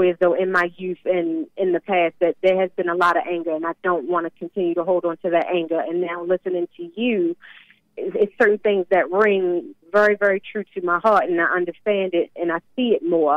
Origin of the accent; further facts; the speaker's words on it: Baltimore, Maryland, United States; moved away; we came from Baltimore originally, and it is not the greatest of places.